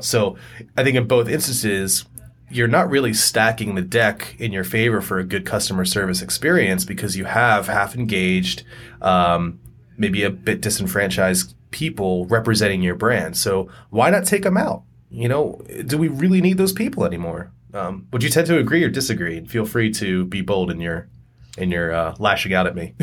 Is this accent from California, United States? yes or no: no; York, Pennsylvania, United States; also born or lived in Harrisburg, Pennsylvania; I grew up in York, Harrisburg, Pennsylvania